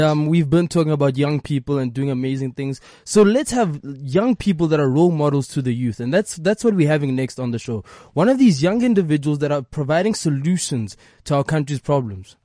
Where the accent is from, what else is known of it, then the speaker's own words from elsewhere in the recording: South Africa; I am first African before I am South African